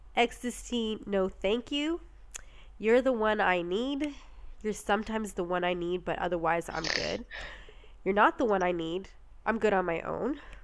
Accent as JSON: {"language": "English", "country": "Canada", "said": "we're from Canada"}